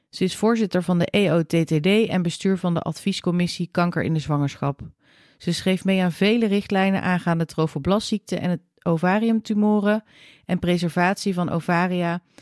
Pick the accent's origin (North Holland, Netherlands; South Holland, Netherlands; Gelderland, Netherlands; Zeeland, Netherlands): North Holland, Netherlands; Hoofddorp; also born or lived in New Zealand; Ik eh, kom uit Hoofddorp. Ik kom dus echt uit